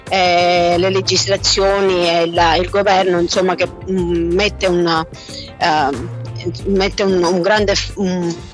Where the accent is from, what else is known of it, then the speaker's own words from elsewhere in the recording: Pescara, Abruzzo, Italy; Certo, io sono di Pescara, Abruzzo.